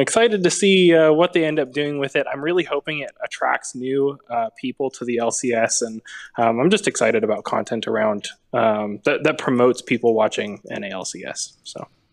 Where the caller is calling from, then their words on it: Nashville, Tennessee, United States; I'm calling, uh, from just outside Nashville.